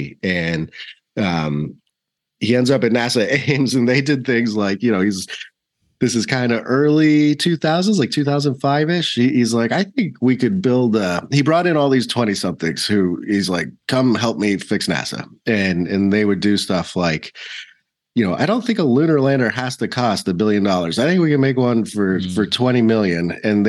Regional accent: South Africa; born there; accent: British South African; also born or lived in Australia; So I was born in South Africa and I used to have a very posh little British South African accent. And my mom is Australian. So I spent a lot of time in Australia as a kid.

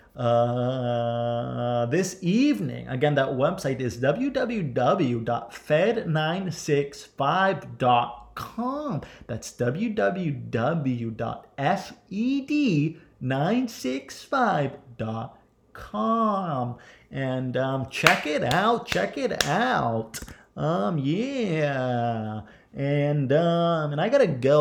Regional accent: Ohio, United States; I grew up in Ohio.

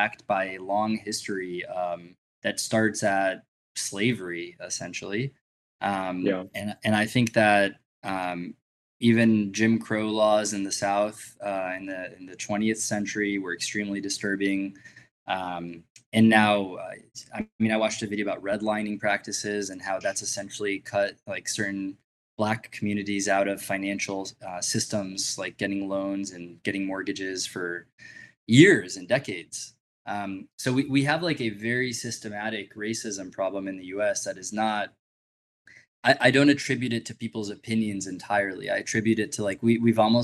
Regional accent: Israel; moved away; as a Jewish person, I grew up in Israel

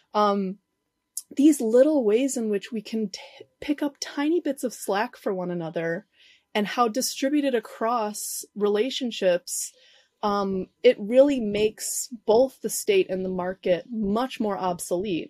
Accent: Chicago, Illinois, United States; moved away as an adult; now in Uruguay; I grew up in Chicago, you know, this, in the city, Southside

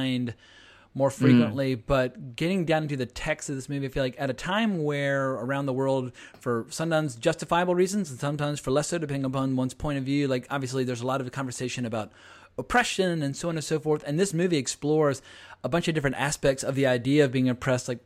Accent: Virginia, United States; I come from Virginia

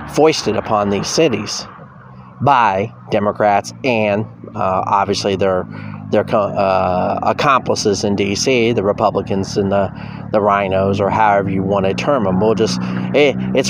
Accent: near Gary, Indiana, United States; I grew up near Gary, Indiana

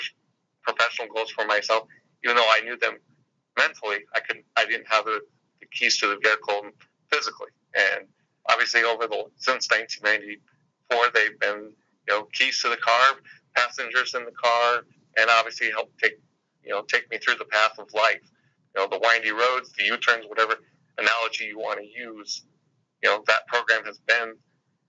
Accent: Eldridge, Iowa, United States; I was very fortunate growing up in Eldridge, Iowa

